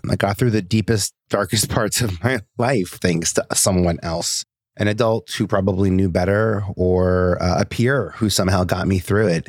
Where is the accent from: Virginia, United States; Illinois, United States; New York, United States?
New York, United States; New York City; I was born and raised in Staten Island